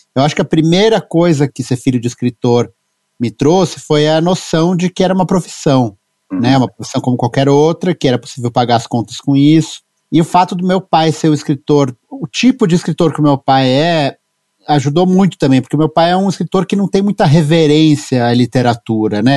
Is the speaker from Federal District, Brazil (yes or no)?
no; São Paulo, Brazil; Eu nasci em São Paulo, em 77